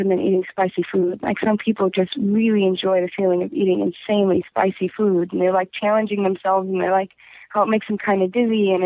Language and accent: English; Golden Valley, Minnesota, United States; I'm from Minnesota. I'm from like a first ring suburb of Minneapolis